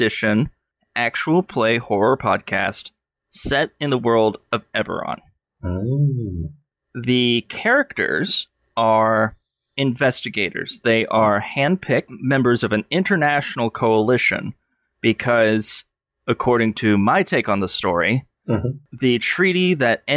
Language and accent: English; Athens, Georgia, United States; my hometown, Athens, Georgia